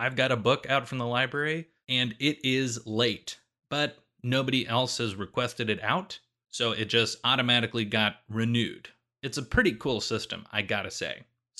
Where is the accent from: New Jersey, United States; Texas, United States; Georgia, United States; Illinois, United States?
Illinois, United States; Chicago; my hometown, Chicago